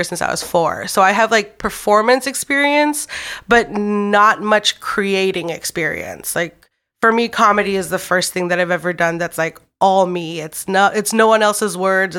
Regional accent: Anchorage, Alaska, United States; moved away as an adult; also born or lived in Los Angeles; I was born and raised in Anchorage, Alaska, and I was in local TV in Anchorage

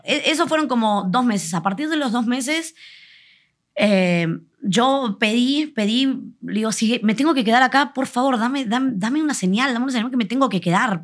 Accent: Buenos Aires, Argentina; moved away as an adult; now in Mexico; vengo vengo de, Buenos Aires, para los que no sabéis dónde soy de Buenos Aires, de Argentina

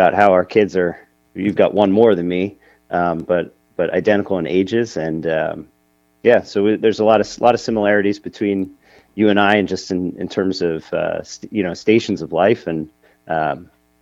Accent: New Jersey, United States; I was born and raised in New Jersey. I've been living, in the same general area, my entire life. And I'm about 20 minutes outside of New York City

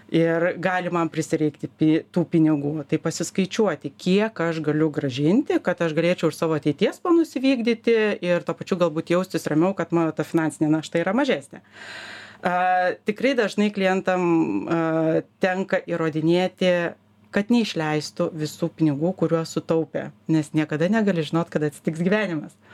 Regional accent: Lithuania; mes lietuviai

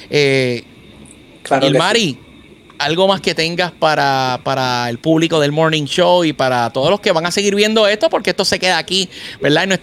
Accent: Fajardo, Puerto Rico; yo soy cariduro de Fajardo.

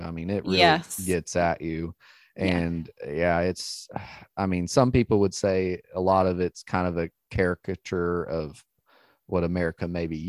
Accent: the South, United States; You know, us growing up in the South, we strongly relate.

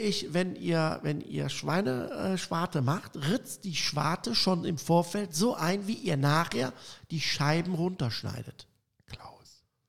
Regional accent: Cologne, North Rhine-Westphalia, Germany; Ich komme aus Köln

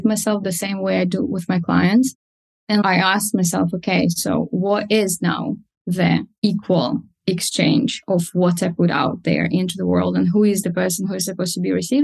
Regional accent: Moldova; first language Russian; English is a second language; now in United Kingdom; I currently live in the UK, but I'm from Eastern Europe, Moldova, and my mother tongue is Russian

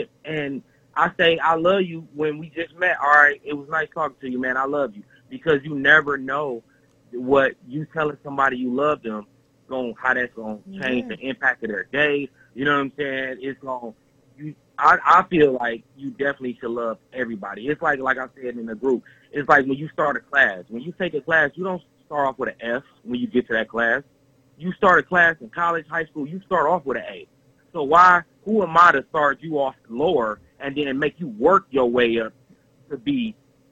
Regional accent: Detroit, Michigan, United States; now in Texas, United States; we grew up in Detroit

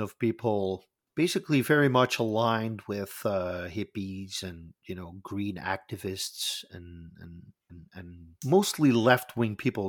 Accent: Netherlands; I am from the Netherlands

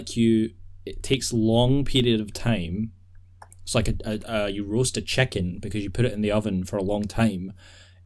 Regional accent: Scotland, United Kingdom; We are two guys from Scotland

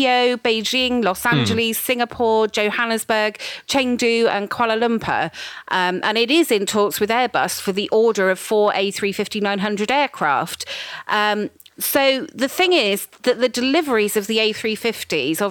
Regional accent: United Kingdom; I'm very British

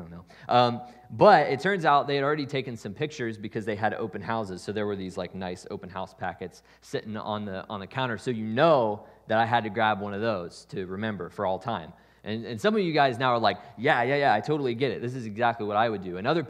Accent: Columbus, Ohio, United States; So this year, my parents just sold the house that I grew up in Columbus.

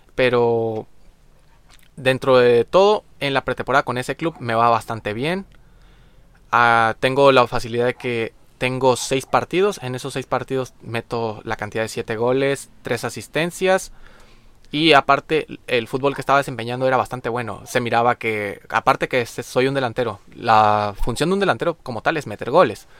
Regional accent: Maneadero, Baja California, Mexico; nosotros como mexicanos

